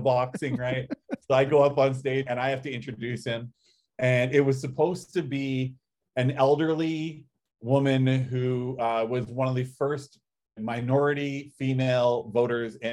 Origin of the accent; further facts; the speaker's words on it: Canada; I'm Canadian